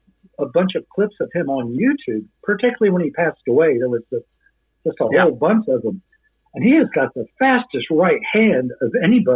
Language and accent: English; Bartlesville, Oklahoma, United States; I grew up in Bartlesville